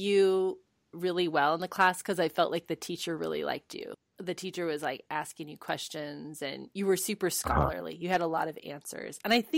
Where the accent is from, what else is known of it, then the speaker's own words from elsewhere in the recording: United States; Like, I don't speak Spanish as fluently. You know, I'm American. You know, I'm gringa.